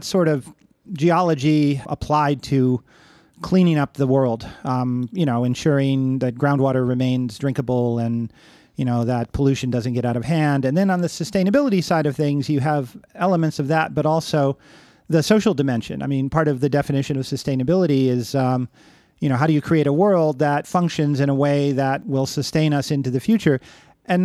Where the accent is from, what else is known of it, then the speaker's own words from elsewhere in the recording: Cleveland, Ohio, United States; also born or lived in Long Island; I grew up initially in Cleveland, Ohio, and then on Long Island, in suburban areas where I definitely had access to nature